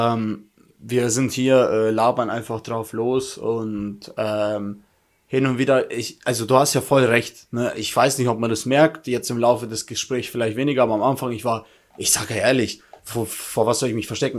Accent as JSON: {"language": "German", "country": "Germany", "said": "ich komme aus Deutschland"}